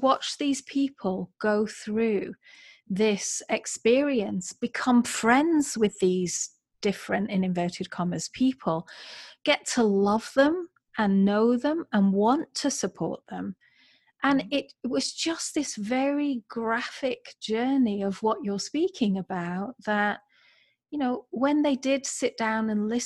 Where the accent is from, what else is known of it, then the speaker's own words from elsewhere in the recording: England, United Kingdom; moved away as an adult; also born or lived in California / Florida; now in Columbus, United States; I'm from England, living in America